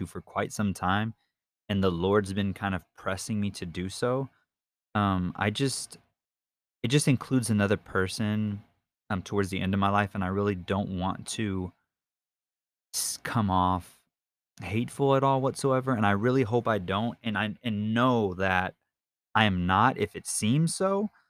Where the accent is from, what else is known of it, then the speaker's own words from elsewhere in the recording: Victoria, Texas, United States; also born or lived in Keller, Texas; We were already in Victoria, and I've lived in Victoria since I was in third grade. I was born in Keller, Texas, up by Fort Worth and by Dallas